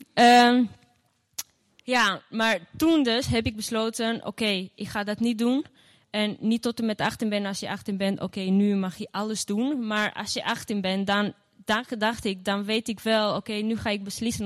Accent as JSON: {"language": "Dutch", "town": "Gjirokastër", "region": "Gjirokastër County", "country": "Albania", "tie": "born or raised there", "moved": "yes", "lives_now": "Netherlands", "said": "in Girocastro, mijn geboorteplaats. En ehm, daar ben ik dus opgegroeid"}